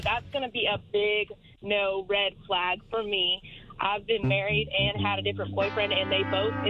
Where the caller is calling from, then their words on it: Fort Gibson, Oklahoma, United States; I am calling from Fort Gibson, Oklahoma.